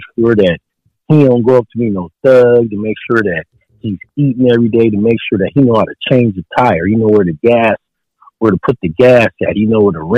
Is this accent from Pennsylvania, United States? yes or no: no; San Diego, California, United States; moved away as an adult; I'm from San Diego, from the soil. I'm from Southeast San Diego